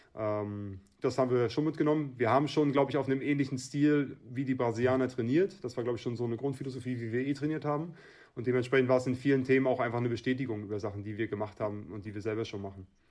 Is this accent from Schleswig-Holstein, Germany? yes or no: no; Schwerin, Mecklenburg-Vorpommern, Germany; Scherin ist meine Heimat, das ist mein Heimatverein, hier bin ich groß geworden